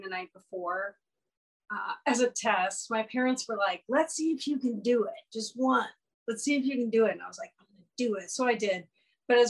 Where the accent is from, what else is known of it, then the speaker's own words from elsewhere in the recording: Minnesota, United States; moved away as an adult; also born or lived in San Francisco; I came home to Minnesota